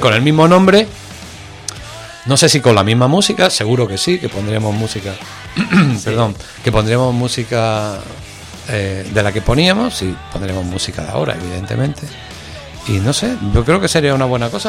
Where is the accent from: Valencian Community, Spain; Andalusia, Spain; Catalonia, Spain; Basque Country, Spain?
Andalusia, Spain; Málaga; now in Madrid, Spain; yo como malagueño rápidamente me sentí querido por Madrid